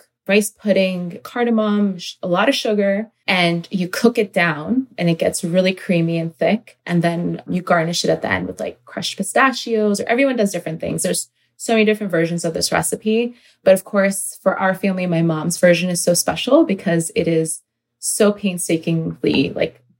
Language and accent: English; Northern Virginia, United States; I've grown up in Virginia, Northern Virginia, and my family is originally Pakistani Punjabi Muslims.